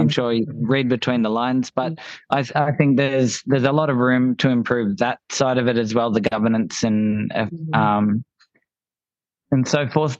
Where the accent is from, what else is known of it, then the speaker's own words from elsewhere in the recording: Gold Coast, Queensland, Australia; we're from the Gold Coast